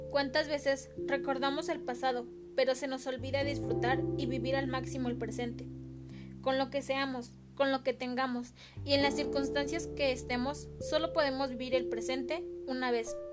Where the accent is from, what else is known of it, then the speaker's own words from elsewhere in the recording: Mexico; Yo soy pobre. Yo soy rico. Así somos los mexicanos.